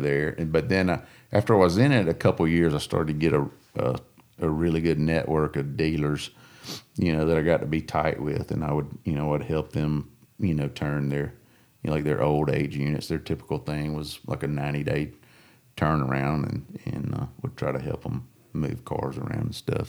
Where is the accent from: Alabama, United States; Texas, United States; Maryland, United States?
Alabama, United States; Coosa and Alabama River, United States; growing up on the Coosa and the Alabama River